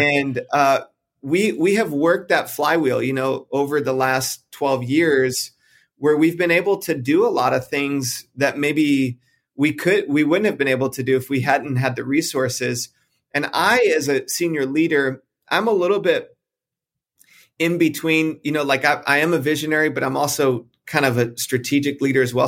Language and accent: English; just outside of Detroit, Michigan, United States; moved away as an adult; also born or lived in South Carolina / Texas; now in California, United States; I grew up just outside of Detroit, Michigan, moved to South Carolina, met my wife while we were in college